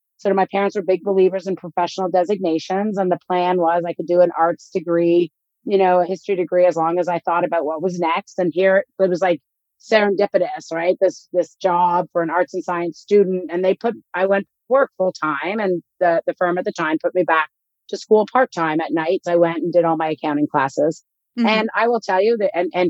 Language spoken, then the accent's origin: English; Canada; I grew up in Canada